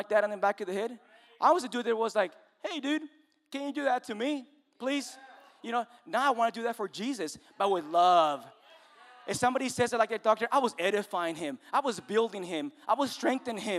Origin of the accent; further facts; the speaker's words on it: Mexico; moved away; I'm Mexican